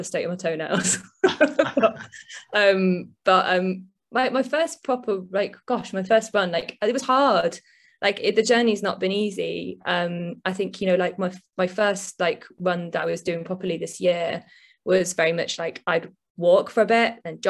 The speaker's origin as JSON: {"language": "English", "town": "Leek", "region": "West Midlands", "country": "United Kingdom", "also_born_or_lived": "London", "moved": "yes", "lives_now": "Birmingham, United Kingdom", "said": "I'm from a little town in the Staffordshire Moorlands originally, a little place called Leek, but I currently live in Birmingham."}